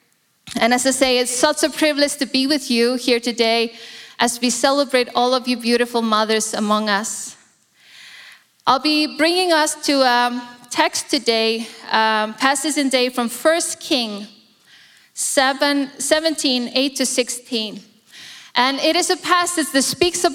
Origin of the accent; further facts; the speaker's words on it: Iceland; now in Singapore; I'm born in Iceland, born and raised in Iceland